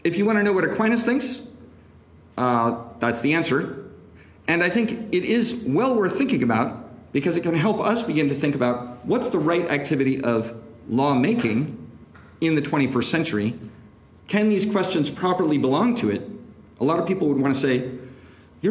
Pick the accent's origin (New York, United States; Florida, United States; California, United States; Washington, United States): Washington, United States; Seattle; now in Washington, D.C., United States; I'm originally from Seattle